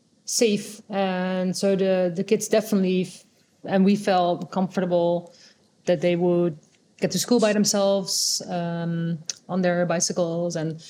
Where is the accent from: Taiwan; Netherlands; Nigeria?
Netherlands; first language Dutch; English is a second language; moved away as an adult; also born or lived in Angola / Singapore / China; now in Hanoi, Vietnam